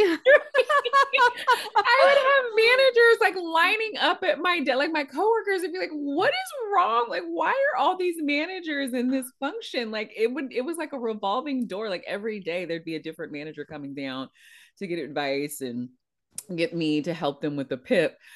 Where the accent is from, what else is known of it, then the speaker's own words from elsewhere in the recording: East Palo Alto, California, United States; I grew up in East Palo Alto, which borders Palo Alto